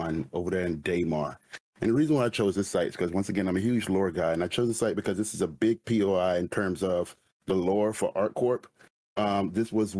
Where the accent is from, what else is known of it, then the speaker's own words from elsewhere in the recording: Florida, United States; I'm from Florida